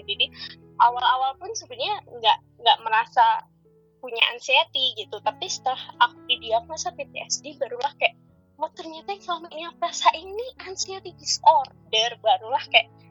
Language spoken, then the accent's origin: Indonesian; Magelang, Central Java, Indonesia; now in Bandung, Indonesia; aku aslinya Magelang